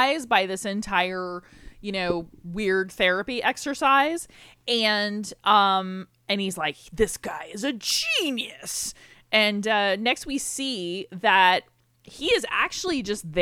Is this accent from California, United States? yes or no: no; Florida, United States; I'm born and raised in Florida